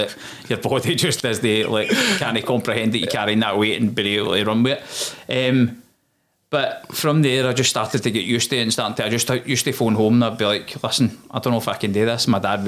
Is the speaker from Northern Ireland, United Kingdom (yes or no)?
no; Blantyre, Scotland, United Kingdom; So I was in Blantyre, mate.